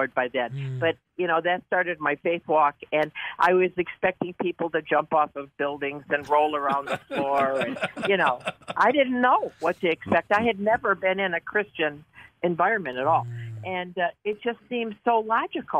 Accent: Detroit, Michigan, United States; now in Buffalo, United States; when I was raised in Detroit

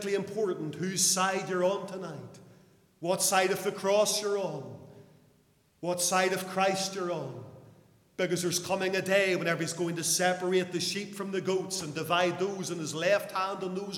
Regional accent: Lisburn, Northern Ireland, United Kingdom; in Lisburn, my hometown

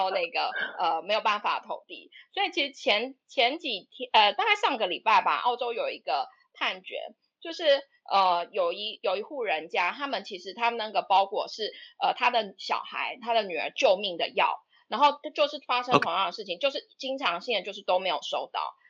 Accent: Taipei, Taiwan; now in Melbourne, Australia; 最主要是受它的整个城市的氛围吸引，就是因为我是台北人，就是从小到大都在都在台北长大。那台北是就步调很快嘛，就大城市，然后步调很快

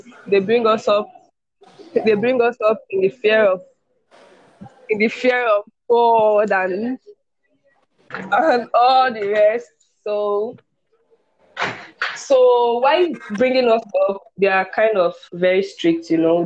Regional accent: Bayelsa, Nigeria; I'm from Bayelsa. I'm 23

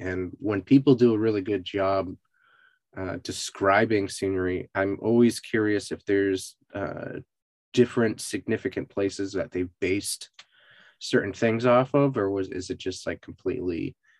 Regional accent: Massachusetts, United States; now in Austin, United States; so I grew up in Western Mass, and pretty much everything there has like really good walkability.

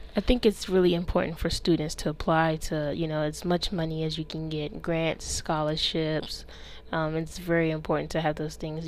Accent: Washington, District of Columbia, United States; moved away; I'm originally from Washington, D.C.

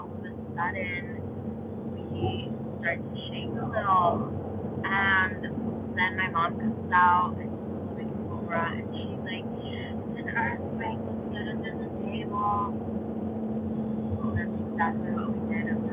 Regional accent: California, United States; growing up in the California, I've experienced like baby earthquakes

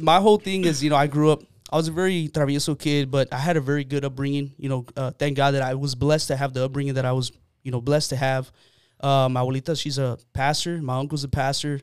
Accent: San Antonio, Texas, United States; I grew up here in San Antonio. I grew up on the south side of San Antonio

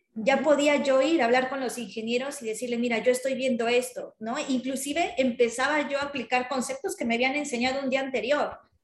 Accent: Mexico; nosotros éramos los representantes de México en esas ferias, ¿no? Entonces nos tocaba desde, desde montar el stand hasta, no sé, o sea, nos llegamos, nos poníamos trajes típicos mexicanos

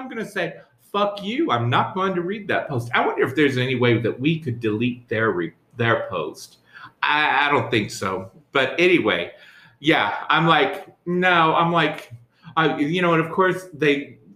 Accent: New York, United States; I'm a New Yorker.

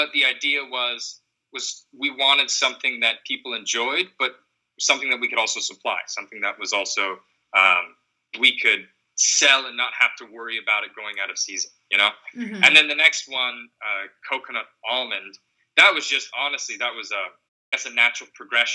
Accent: Seattle, Washington, United States; Growing up in Seattle

